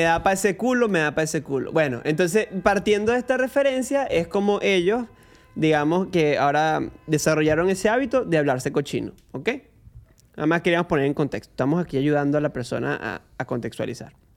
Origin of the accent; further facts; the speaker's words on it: Venezuela; now in Argentina; me pueden ver como un venezolano en Argentina promedio